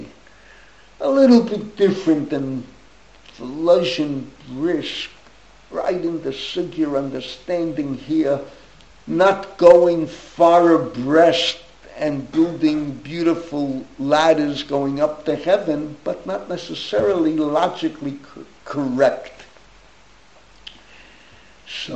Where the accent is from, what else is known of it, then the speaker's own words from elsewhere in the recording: New York City, New York, United States; I grew up in the same street my father grew up. My father grew up, when they moved from Harlem, they moved to Washington Avenue 174th, and I grew up Washington 180th